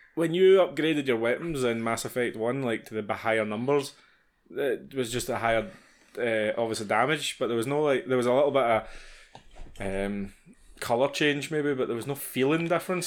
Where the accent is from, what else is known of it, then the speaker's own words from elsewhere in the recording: Scotland, United Kingdom; being Scottish